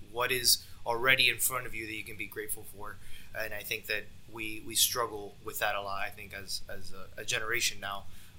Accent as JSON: {"language": "English", "country": "United States", "tie": "born or raised there", "said": "growing up in America"}